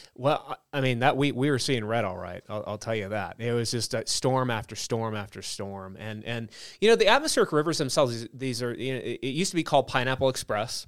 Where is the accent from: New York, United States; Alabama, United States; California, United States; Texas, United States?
California, United States; Southern; moved away; I grew up in Southern California